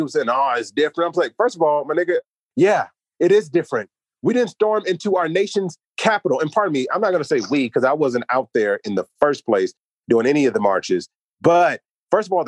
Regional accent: United States; As an American

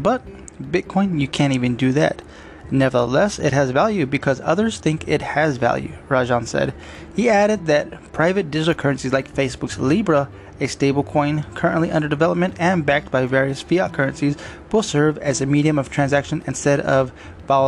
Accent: United States; as an American nation

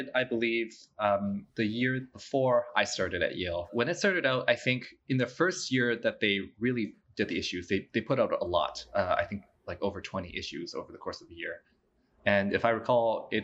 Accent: Canada; moved away as an adult; also born or lived in New York; I'm originally from Canada. I did my bachelor's of architectural studies there at the University of Waterloo

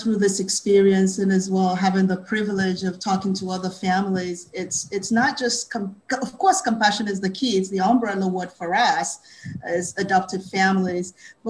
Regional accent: United States; We don't want to have to feel as American citizens that we're being, our country is advocating against us instead of for us.

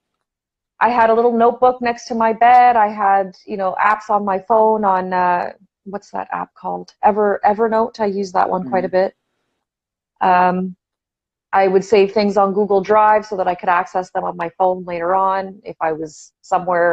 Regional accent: Toronto, Ontario, Canada; So I am from Toronto, Canada. Born and raised over here. Yeah, I'm Canadian, eh

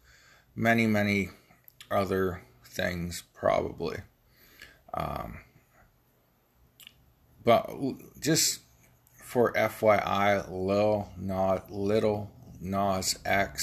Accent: Ohio Valley, United States; accent: Ohio Valley; I'm from the Ohio Valley. I have a hard time pronouncing things.

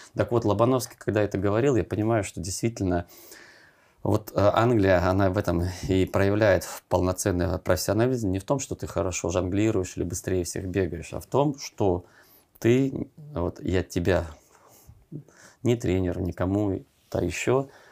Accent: Siberia, Russia; я же из Сибири тоже

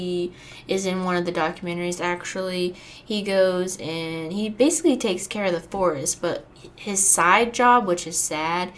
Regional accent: Fort Walton Beach, Florida, United States; I'm from Fort Walton in Florida

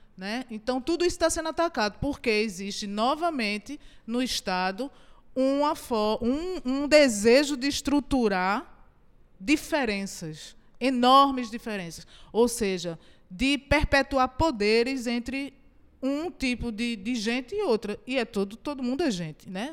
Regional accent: Goiana, Pernambuco, Brazil; eu nasci em Goiânia. Então eu digo que eu sou uma heroína de Itajucupapo

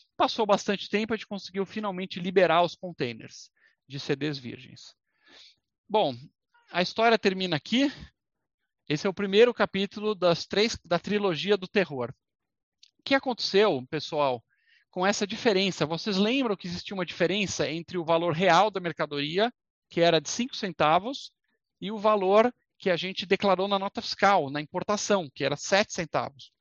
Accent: Brazil; se a gente é brasileiro

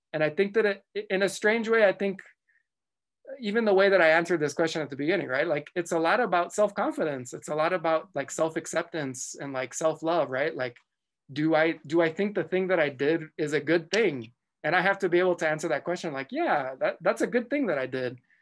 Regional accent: El Paso, Texas, United States; moved away; also born or lived in southern New Mexico; I grew up in El Paso, Texas, um, I was, I was, I was born in, uh, New Mexico, in southern New Mexico

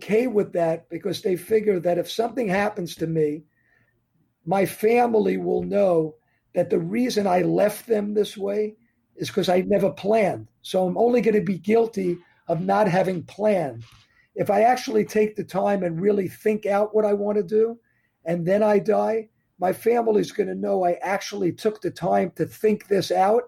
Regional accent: New York area, United States; I'm from New York area

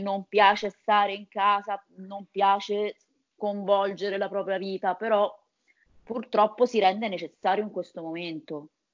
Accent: Viterbo, Lazio, Italy; sono di Viterbo

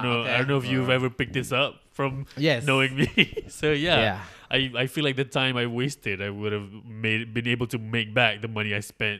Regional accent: Malaysia; I am from Malaysia.

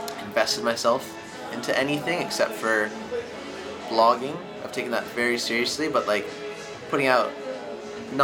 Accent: Santa Barbara, California, United States; moved away as an adult; now in Los Angeles, United States; I'm from Santa Barbara, but I live now

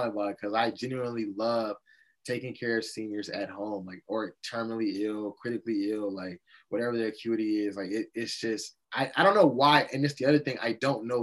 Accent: Chicago, Illinois, United States; I went to a public school in the South Side of Chicago

